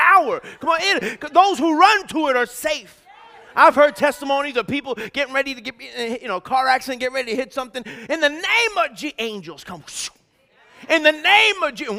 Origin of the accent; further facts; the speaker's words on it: United States; I'm American.